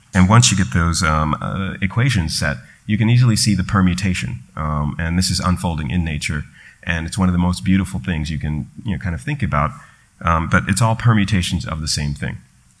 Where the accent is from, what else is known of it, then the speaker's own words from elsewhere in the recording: New York, United States; They would come up to me and start speaking in Hindi, and I was like, no, New York, you know, sorry.